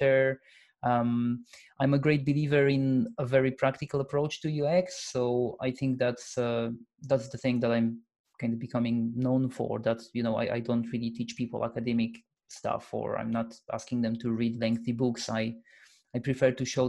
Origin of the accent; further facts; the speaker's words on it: Poland; now in Edinburgh, United Kingdom; I'm Polish. I come from Poland, but I've lived here for a long time now